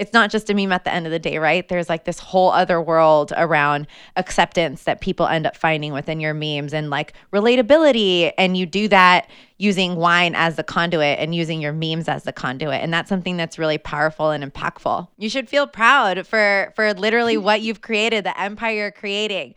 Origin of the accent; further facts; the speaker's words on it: Napa, California, United States; I'm born and raised in Napa